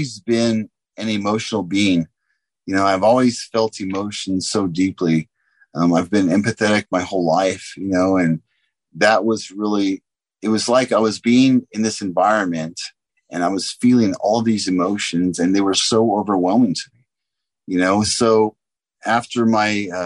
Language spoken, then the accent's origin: English; San Diego, California, United States; I grew up in Southern California